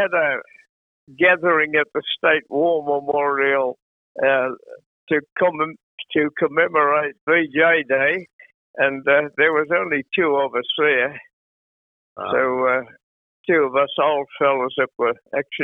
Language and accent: English; Moree, New South Wales, Australia; moved away; also born or lived in Manly, New South Wales; I was born in Manly, and but we lived up in Moree from the early days of my youth.